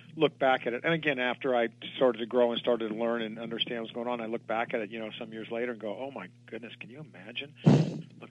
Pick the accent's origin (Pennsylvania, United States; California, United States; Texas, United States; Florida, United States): California, United States; Burbank; I was born in Burbank